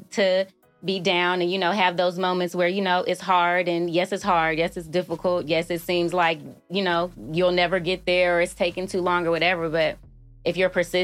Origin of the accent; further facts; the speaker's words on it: Oakland, California, United States; moved away as an adult; also born or lived in Chicago; I'm from Oakland